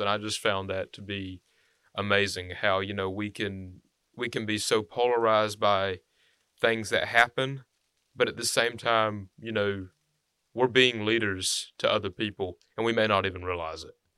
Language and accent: English; Henry County, Alabama, United States; I'm from Henry County